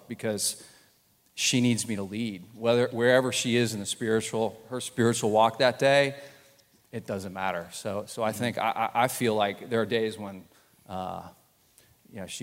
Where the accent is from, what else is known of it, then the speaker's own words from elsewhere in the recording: Richmond, Virginia, United States; We grew up together in Richmond, met in high school